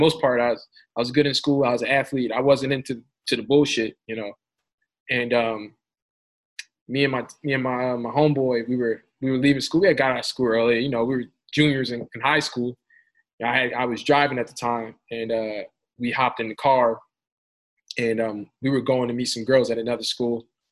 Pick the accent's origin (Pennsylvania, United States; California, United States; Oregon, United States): Pennsylvania, United States; Philadelphia; I'm from North Philly